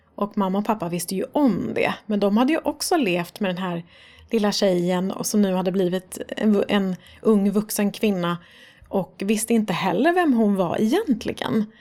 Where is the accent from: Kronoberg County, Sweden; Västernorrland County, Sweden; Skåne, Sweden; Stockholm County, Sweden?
Stockholm County, Sweden; Stockholm; Jag är uppvuxen i Farsta